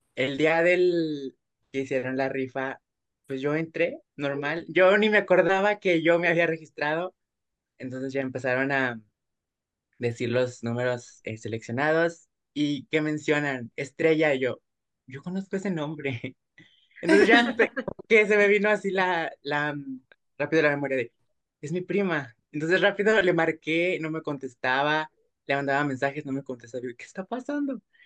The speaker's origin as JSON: {"language": "Spanish", "region": "Durango", "country": "Mexico", "said": "nosotros somos de Durango, entonces sí implicaba pues un transporte muy largo, porque pues sí estamos muy lejos de la Ciudad de México"}